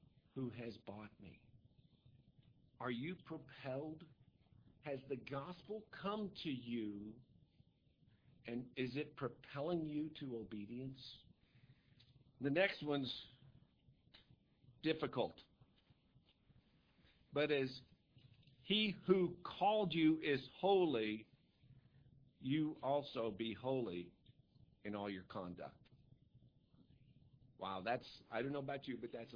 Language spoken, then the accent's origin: English; United States; I'm an American.